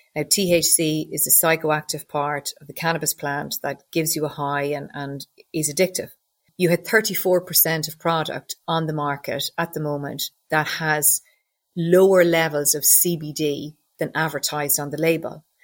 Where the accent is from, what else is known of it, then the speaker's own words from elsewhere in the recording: Loughrea, Connacht, Ireland; I grew up in Loughrea, County Galway, one of five kids.